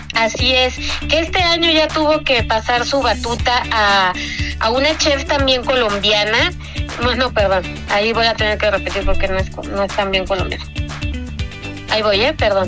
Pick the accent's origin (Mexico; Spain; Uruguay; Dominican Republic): Mexico; como mexicanos